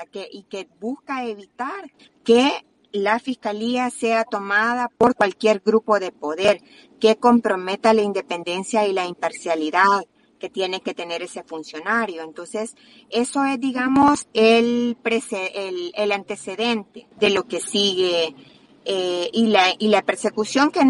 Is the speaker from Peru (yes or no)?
no; El Salvador; otra de las grandes preocupaciones como salvadoreños es que ese mismo día también eh, quitaron, ¿verdad?, de golpe a la sala constitucional